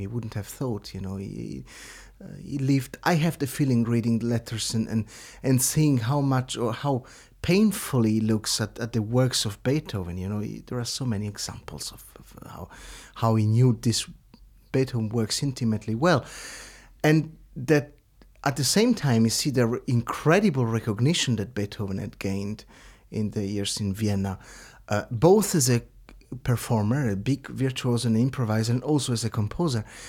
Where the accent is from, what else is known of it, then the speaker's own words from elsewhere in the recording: Lugano, Ticino, Switzerland; my hometown in Lugano